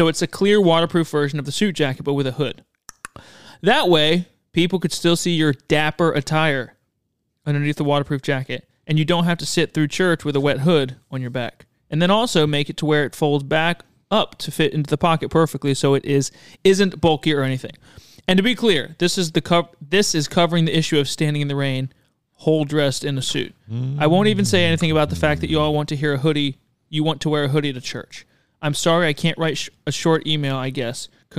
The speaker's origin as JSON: {"language": "English", "town": "Dothan", "region": "Alabama", "country": "United States", "said": "I'm from the Dothan area."}